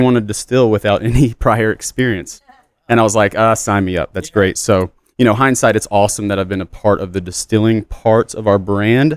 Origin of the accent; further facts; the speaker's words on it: Southeast Texas, United States; I'm born and raised in Texas, but Southeast Texas